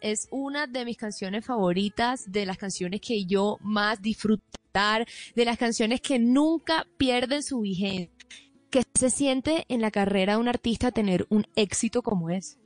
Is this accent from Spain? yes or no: no; Barranquilla, Atlántico, Colombia; mi infancia en Barranquilla